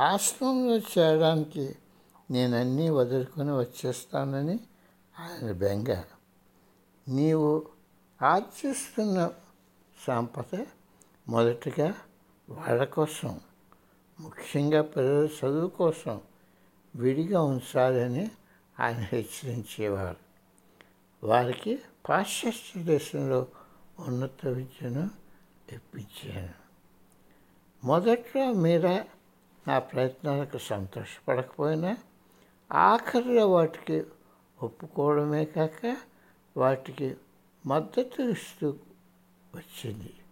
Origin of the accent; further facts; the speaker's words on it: India; నేను భారతదేశంలో పెరిగాను